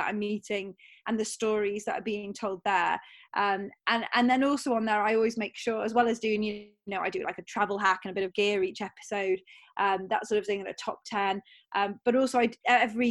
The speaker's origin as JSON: {"language": "English", "region": "North Wales", "country": "United Kingdom", "tie": "born or raised there", "moved": "yes", "lives_now": "near Heathrow Airport, United Kingdom", "said": "I grew up in North Wales. So I grew up near Snowdonia National Park"}